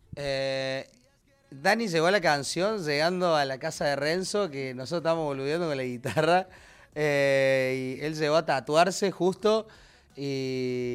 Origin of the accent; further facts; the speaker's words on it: Córdoba, Argentina; yo que soy cordobés también